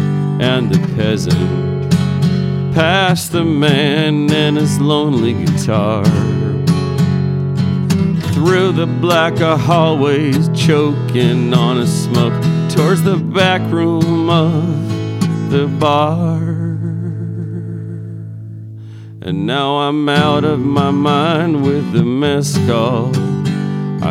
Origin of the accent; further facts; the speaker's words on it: Eastern Washington, United States; I grew up just a few yards from one of Eastern Washington's largest radio towers that broadcast nothing but country music